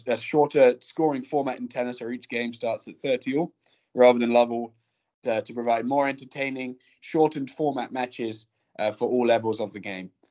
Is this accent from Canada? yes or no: no; England, United Kingdom; moved away; I'm from England, across the pond.